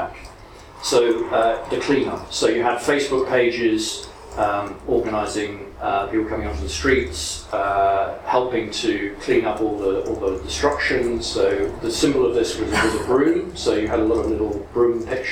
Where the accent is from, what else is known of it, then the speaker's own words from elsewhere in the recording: London, United Kingdom; Wanstead, which is my hometown